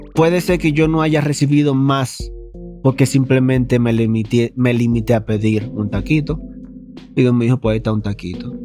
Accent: Dominican Republic; moved away; En mi país le decimos caco pelado

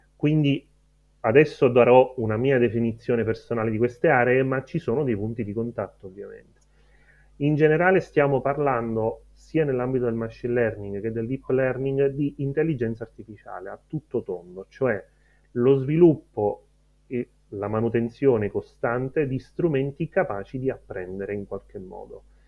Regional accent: Erice, Sicily, Italy; moved away as an adult; also born or lived in Rome; sono nato a Erice quasi 37 anni fa e ho studiato fisica teorica a Roma

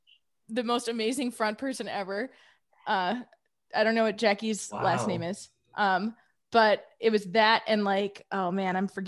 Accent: Midwest, United States; I feel like I'm from the Midwest and Boston just seems so icy in comparison.

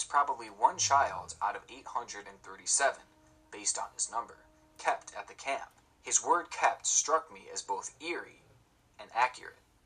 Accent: New York, United States; growing up in New York State, I had become quite familiar with the urban legends that are kind of rooted in the area.

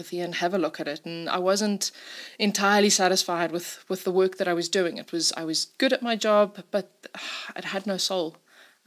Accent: Simon's Town, Western Cape, South Africa; now in Johannesburg, South Africa; I grew up in Simonstown, surrounded by nature

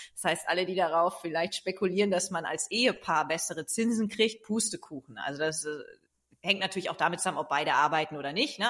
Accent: East Frisia, Lower Saxony, Germany; now in Hamburg, Germany; dann bin ich nach Ostfriesland in meine Heimat gegangen

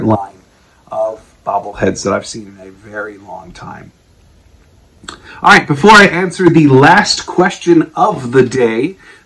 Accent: Wisconsin, United States; I'm from Wisconsin. We are hardy people

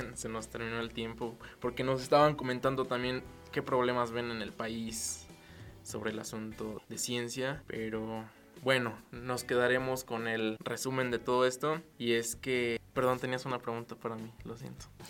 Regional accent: Mexico; en México nos quedamos

